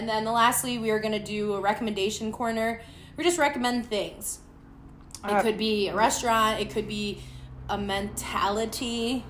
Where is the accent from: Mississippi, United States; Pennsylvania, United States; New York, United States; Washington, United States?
New York, United States; now in Decatur, United States; we're both from New York